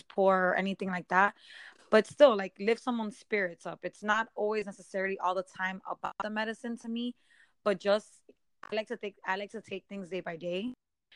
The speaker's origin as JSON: {"language": "English", "town": "Miami", "region": "Florida", "country": "United States", "tie": "born or raised there", "said": "I was born and raised in Miami"}